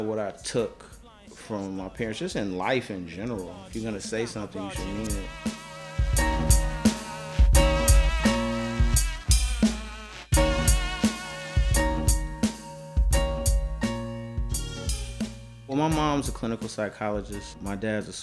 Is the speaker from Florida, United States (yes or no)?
no; Chicago, Illinois, United States; I'm from South Shore